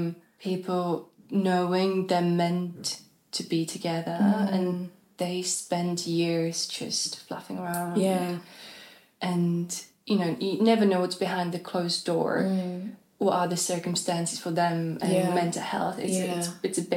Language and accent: English; Czechia; moved away as an adult; also born or lived in Hamburg, Germany; now in London, United Kingdom; growing up in Eastern Europe